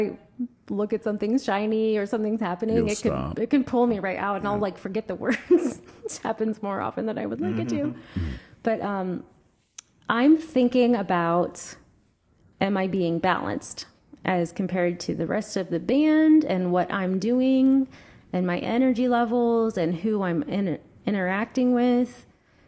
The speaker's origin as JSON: {"language": "English", "town": "Delaware", "region": "Ohio", "country": "United States", "tie": "born or raised there", "said": "Delaware, which is my hometown"}